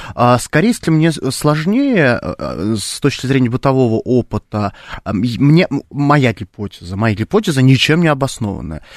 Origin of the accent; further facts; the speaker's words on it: Khimki, Moscow Oblast, Russia; я обычный парень из Химок